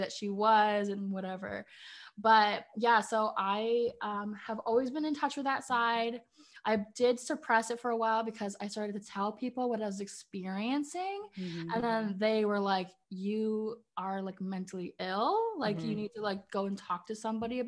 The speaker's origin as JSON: {"language": "English", "country": "Canada", "also_born_or_lived": "Ireland (heritage)", "lives_now": "Northern Ontario, Canada", "said": "I'm Canadian. I live in Northern Ontario. I grew up in the city"}